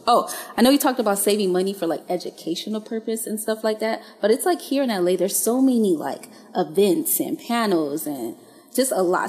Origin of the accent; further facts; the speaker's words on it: Haiti; now in United States; I'm originally from Haiti